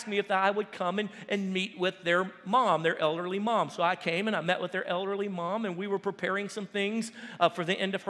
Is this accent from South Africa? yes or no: no; United States; I'm American